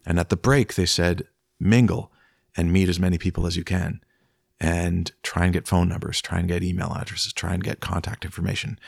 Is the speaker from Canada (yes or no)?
yes; Peterborough, Ontario, Canada; I grew up in Peterborough